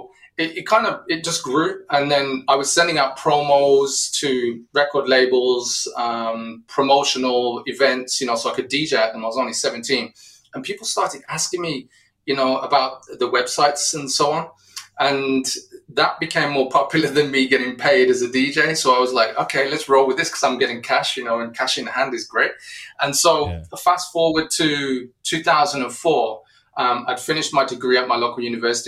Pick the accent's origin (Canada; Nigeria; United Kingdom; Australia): United Kingdom; Wolverhampton, West Midlands; my hometown of Wolverhampton in the UK